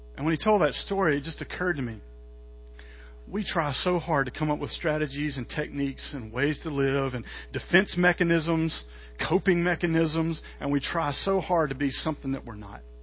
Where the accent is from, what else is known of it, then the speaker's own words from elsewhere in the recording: Mississippi, United States; I'm from Mississippi